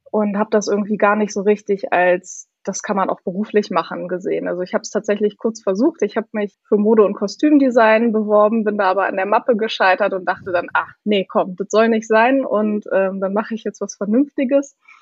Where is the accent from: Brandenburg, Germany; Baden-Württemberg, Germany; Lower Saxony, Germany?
Lower Saxony, Germany; Hildesheim; moved away as an adult; also born or lived in Hanover / Hamburg; ich komme eigentlich aus Hildesheim, aus der Nähe von Hannover